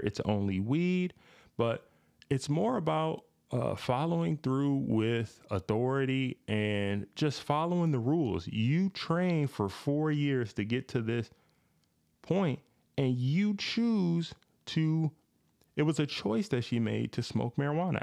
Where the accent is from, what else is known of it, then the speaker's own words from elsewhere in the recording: Grand Rapids, Michigan, United States; when I was growing up here in, uh, Michigan, I grew up in Grand Rapids in the inner city